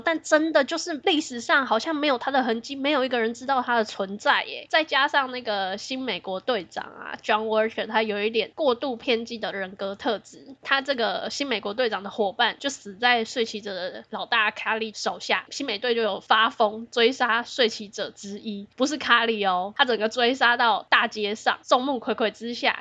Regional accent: Taiwan; 我们台湾人很幸福啦

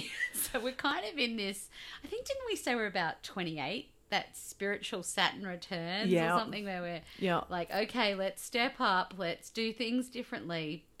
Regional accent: Australia; accent: Australian

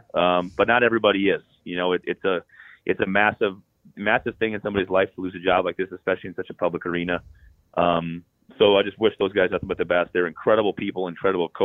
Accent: South Dakota, United States; now in Minnesota, United States; I grew up in South Dakota

